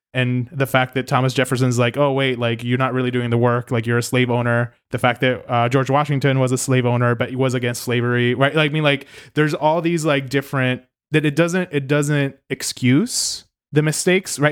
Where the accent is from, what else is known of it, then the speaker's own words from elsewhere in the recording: Puerto Rico; also born or lived in New York; I don't think of myself as American at times because of the weird relationship that Puerto Rico has.